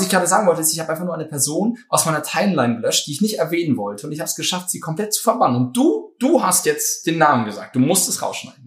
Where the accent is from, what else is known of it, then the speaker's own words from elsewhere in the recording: Cologne / Bonn, North Rhine-Westphalia, Germany; also born or lived in Brussels; als Kölner, Bonner